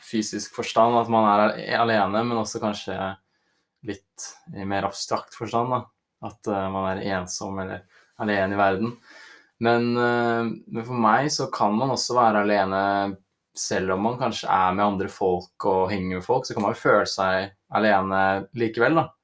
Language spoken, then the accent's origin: Norwegian; Oslo, Norway; moved away as an adult; now in Volda, Norway; Jeg er da en fyr fra Oslo som nå bor i Volda. Studerer friluftsliv eh, på høyskolen.